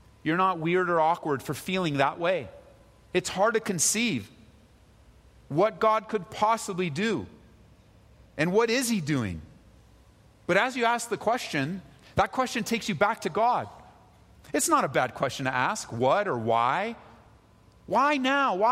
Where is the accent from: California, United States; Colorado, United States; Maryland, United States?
California, United States; growing up in California